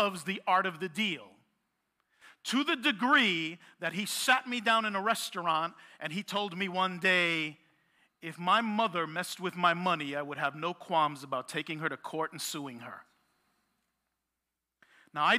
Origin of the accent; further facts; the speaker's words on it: New York City, New York, United States; I am born and raised in Brooklyn, and I am a Puerto Rican